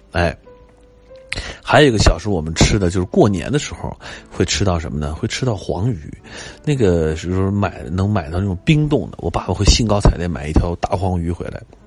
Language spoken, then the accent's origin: Chinese; Beijing, China; also born or lived in Nanchang, Jiangxi; 到六岁，啊，一九七七年，呃，来到了北京